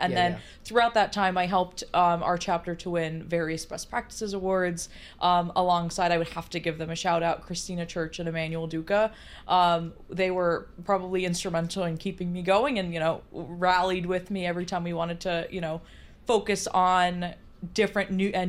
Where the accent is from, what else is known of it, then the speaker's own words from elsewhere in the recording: New York City, New York, United States; I'm born and bred in the New York City area